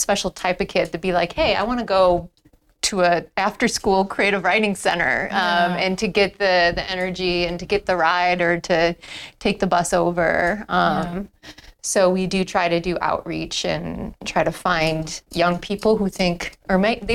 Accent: suburbs of Chicago, Illinois, United States; now in Buffalo, United States; I am from the suburbs of Chicago, but I've lived in Buffalo for probably about 12, 13 years

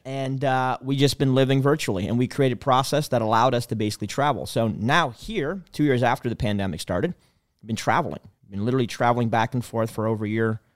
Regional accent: Canada; I'm from Canada

